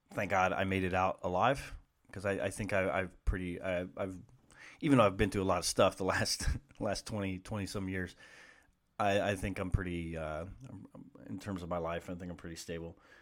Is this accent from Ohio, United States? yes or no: yes; Columbus, Ohio, United States; growing up in Columbus